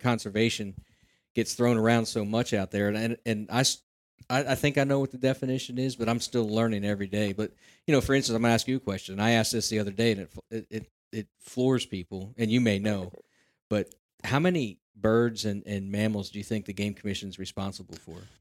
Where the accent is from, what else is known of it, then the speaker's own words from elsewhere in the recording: Central Pennsylvania, United States; I'm from Central Pennsylvania and been around the hunting circles